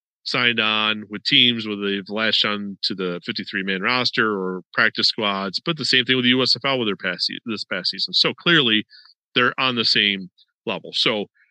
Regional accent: New York, United States; now in Florida, United States; I'm originally from New York

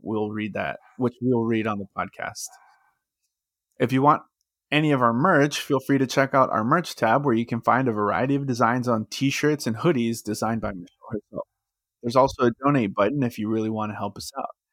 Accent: Texas, United States; I'm from Texas

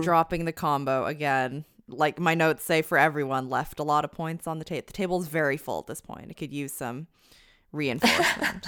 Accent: Canada; now in United States; I'm not American, I'm Canadian, but a Canadian living in the U S

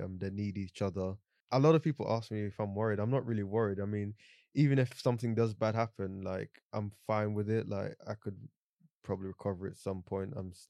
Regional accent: Jamaica; born there; I'm 27 years old. I was born in Jamaica, grew up here.

